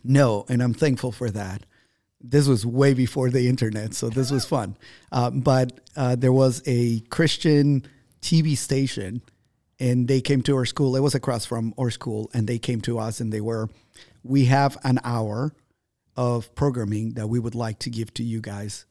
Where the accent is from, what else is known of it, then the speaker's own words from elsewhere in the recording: Ambato, Tungurahua, Ecuador; moved away; My hometown is called Ambato